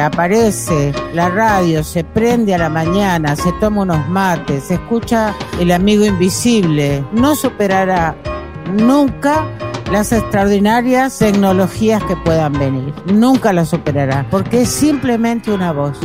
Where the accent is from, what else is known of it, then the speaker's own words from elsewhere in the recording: Entre Ríos, Argentina; moved away; yo escuchaba de niña allá en Entre Ríos, en mi pueblo